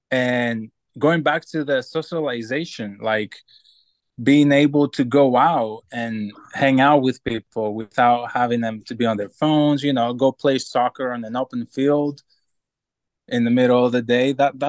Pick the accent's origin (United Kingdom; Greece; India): Greece; It was different. You know, like the culture is different. We will go out when we're 13 and socialize and drink coffee, you know, coffee shops and things like that, play card games.